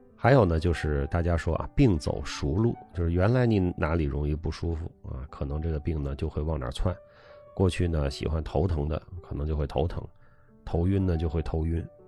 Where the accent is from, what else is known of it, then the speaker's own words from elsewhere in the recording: China; also born or lived in Beijing; 我们中国人喜欢往大了说